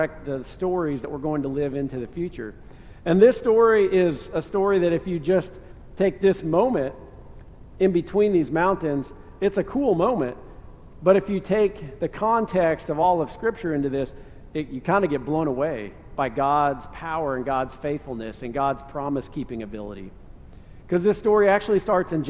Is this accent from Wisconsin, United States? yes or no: yes; Wisconsin, United States; moved away; I was born in Wisconsin